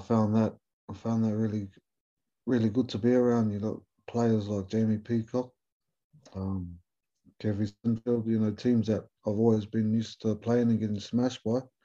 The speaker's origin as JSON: {"language": "English", "country": "New Zealand", "accent": "Kiwi", "moved": "as an adult", "lives_now": "England", "said": "being a Kiwi fella, but keeping a little Maori boy from New Zealand"}